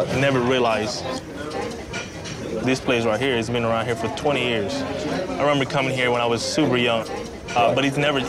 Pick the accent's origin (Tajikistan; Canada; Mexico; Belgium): Mexico; Mexico City; now in Houston, United States; I'm the executive chef at Toot Suite. It's a local cafe. I was born and raised in Mexico City, and I've been in Houston for roughly 20 years.